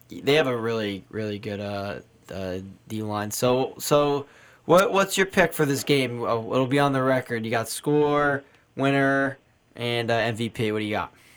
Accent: Brick, New Jersey, United States; I'm from Brick

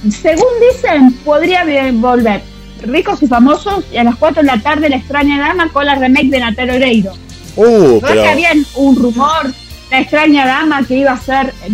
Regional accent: Argentina

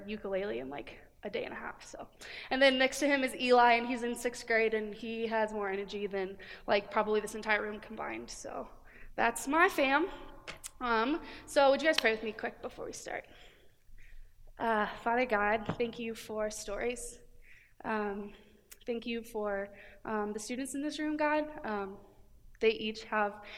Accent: Cedar Rapids, Iowa, United States; moved away as an adult; now in Cedar Falls, United States; I'm originally from Cedar Rapids.

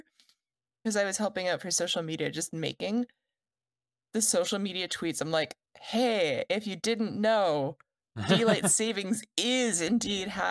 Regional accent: Canada; I'm Canadian

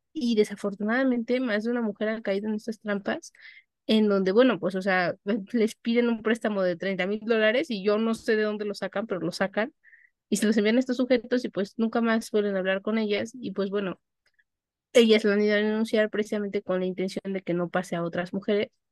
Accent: Mexico; yo no perdía la nacionalidad mexicana

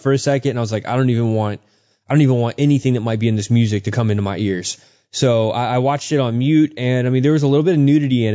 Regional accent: Houston, Texas, United States; we grew up out in Houston

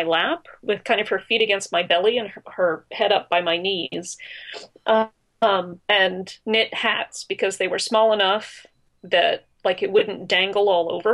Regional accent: Pittsburgh, Pennsylvania, United States; I grew up in Pittsburgh

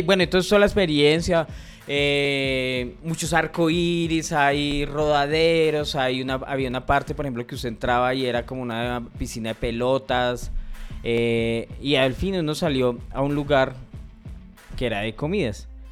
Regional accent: Bogotá, Colombia; yo soy rolo

